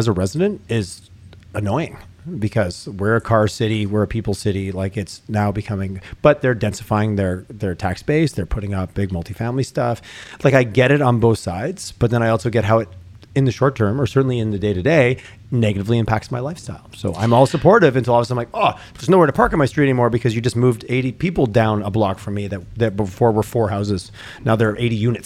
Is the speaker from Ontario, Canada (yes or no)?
no; Montreal, Quebec, Canada; moved away; As two fellow Montrealers